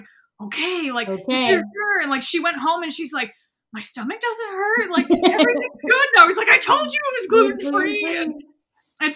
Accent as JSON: {"language": "English", "region": "New England", "country": "United States", "moved": "yes", "lives_now": "Greenville, United States", "said": "I'm from New England."}